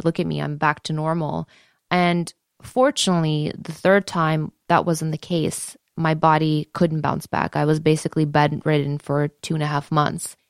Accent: Detroit, Michigan, United States; I grew up in the Joe Louis Arena

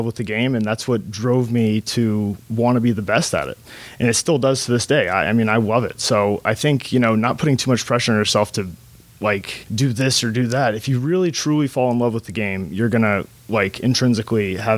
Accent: Tampa, Florida, United States; now in Michigan, United States; I'm from Tampa, Florida

